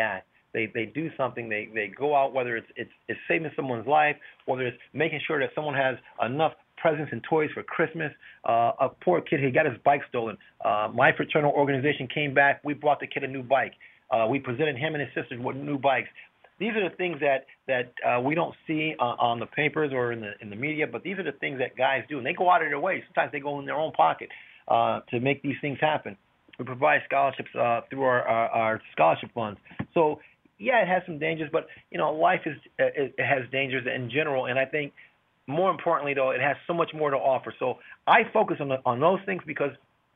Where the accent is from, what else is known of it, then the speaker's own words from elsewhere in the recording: Hartford, Connecticut, United States; I was born and raised in Hartford